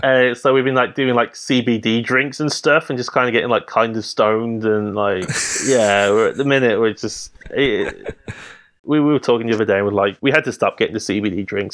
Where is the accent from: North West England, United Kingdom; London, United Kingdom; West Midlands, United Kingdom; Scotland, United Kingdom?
West Midlands, United Kingdom; Birmingham; I'm from Birmingham